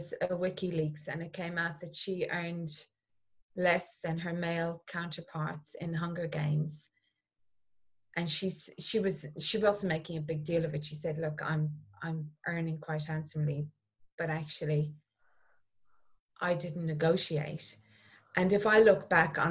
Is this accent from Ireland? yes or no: yes; Clonmel, Munster, Ireland; Growing up in Ireland, we were taken to the theatre 4 times a year